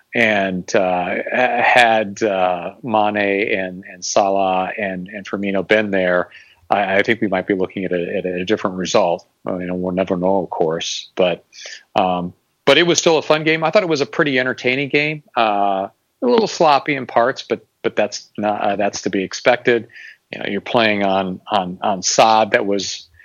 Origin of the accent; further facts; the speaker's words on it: Valparaiso, Indiana, United States; also born or lived in Bloomington, Indiana; I grew up in, in Northwest Indiana. Uh, I'm probably mentioned before that I'm from Valparaiso